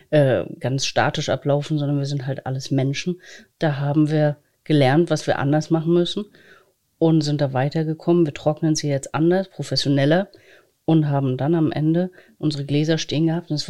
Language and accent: German; Greifswald, Mecklenburg-Vorpommern, Germany; born there; Ich bin ja gebürtige Greifswalderin und ich kenne die kulinarischen Vorlieben meiner Familie